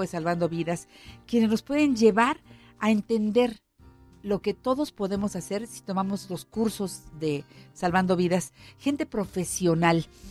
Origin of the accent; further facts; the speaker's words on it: Magdalena Yodocono, Oaxaca, Mexico; moved away; a mis paisanos de Magdalena Yodocono